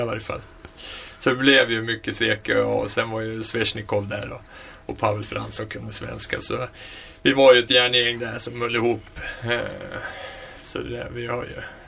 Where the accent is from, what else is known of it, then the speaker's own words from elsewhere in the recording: Västerås, Västmanland, Sweden; född och uppvuxen i Västerås